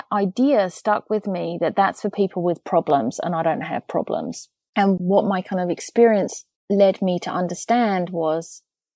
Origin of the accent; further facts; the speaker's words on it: England, United Kingdom; I'm English